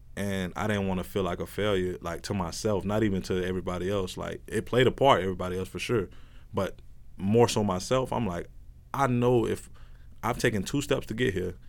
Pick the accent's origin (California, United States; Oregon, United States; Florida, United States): Florida, United States; Plant City; moved away as an adult; also born or lived in Fort Myers; I'm from Plant City, Florida.